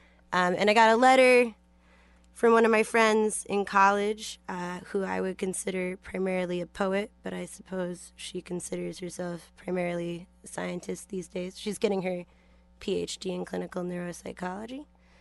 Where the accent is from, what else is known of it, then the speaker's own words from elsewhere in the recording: Palo Alto, California, United States; I grew up in Palo Alto, which is a town that has a terrible teen suicide problem.